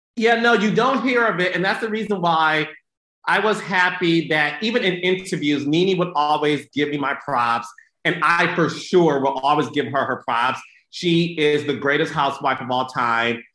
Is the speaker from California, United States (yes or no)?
no; Detroit, Michigan, United States; I'm from Detroit